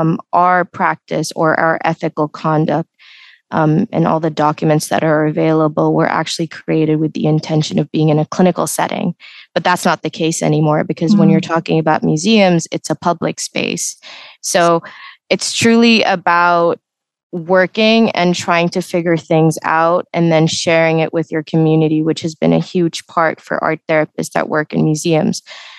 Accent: Canada; English is a second language; also born or lived in United Arab Emirates; my background is Indian in heritage, but I was born in the United Emirates. I stayed here for a couple of years, and then I moved to Canada for a majority of my life.

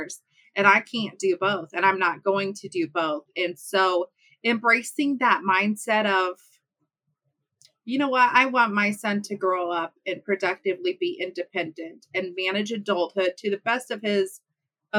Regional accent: Midwest of the U.S., United States; I am born and raised in the Midwest of the U.S.

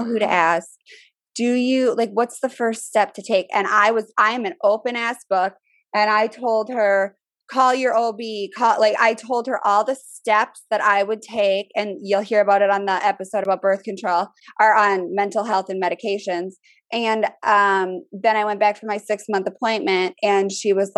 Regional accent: Minnesota, United States; moved away as an adult; now in Richmond, United States; I'm from Minnesota. People are a lot more open with this stuff where I'm from. Now I'm in the South. Richmond is considered the South

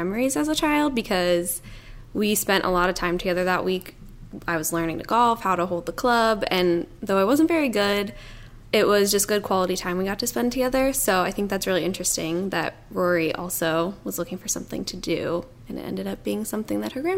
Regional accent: Cleveland, Ohio, United States; I mean, growing up around Cleveland, I heard it all the time. I mean, it's about Cleveland.

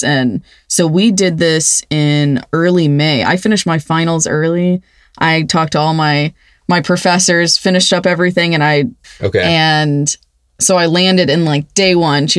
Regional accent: Cypress, Texas, United States; I am from Houston, Texas, the dirty Sipe. Oh, God, that's horrible. But yeah, Cypress, Texas, actually. So I grew up in just the city suburbs

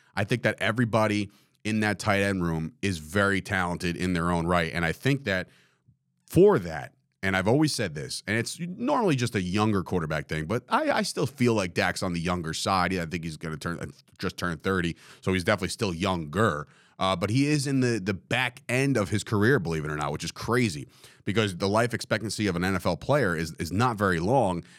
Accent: New Jersey, United States; the guy from New Jersey

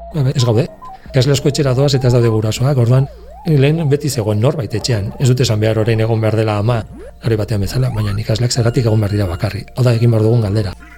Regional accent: Navarre, Spain; gure Nafarroan

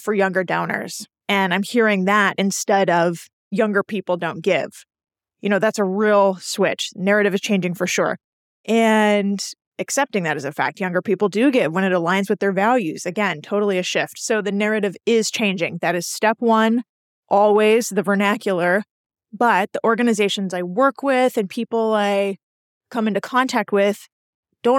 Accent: Houston, Texas, United States; moved away; I was born and raised in Houston

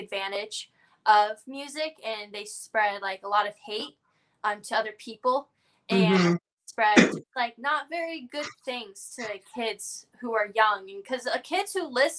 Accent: Florida, United States; being born and raised in Florida

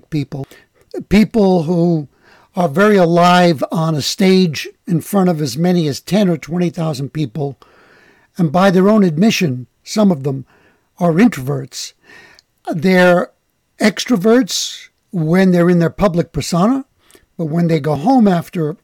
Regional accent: New York City, New York, United States; I grew up in the Bronx

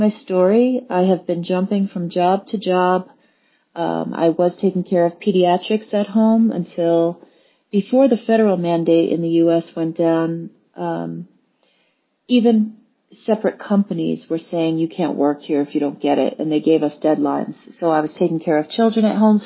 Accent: New York City, New York, United States; I am a native New Yorker

